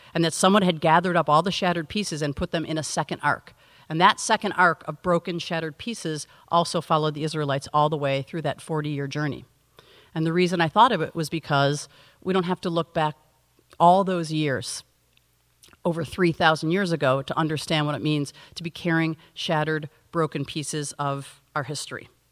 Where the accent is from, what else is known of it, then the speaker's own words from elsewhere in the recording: United States; as an American in Germany